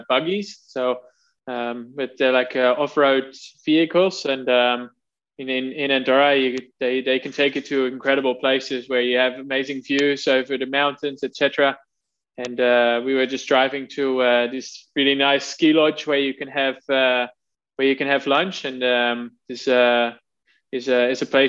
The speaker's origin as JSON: {"language": "English", "country": "Netherlands", "tie": "born or raised there", "said": "growing up in the Netherlands, as you know, obviously, you know, you ride your bike to school"}